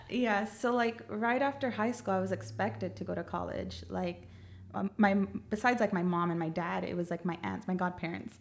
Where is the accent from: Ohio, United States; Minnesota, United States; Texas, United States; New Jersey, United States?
Texas, United States; San Antonio; I grew up in the south side